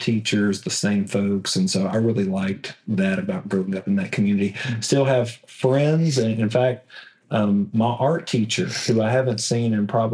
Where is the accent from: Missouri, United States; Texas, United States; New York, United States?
Texas, United States; Evadale; Southeast Texas is home. Grew up in Evadale